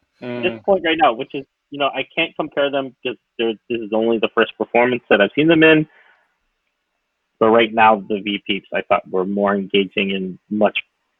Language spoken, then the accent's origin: English; Philippines; like me being Filipino, us being Filipino.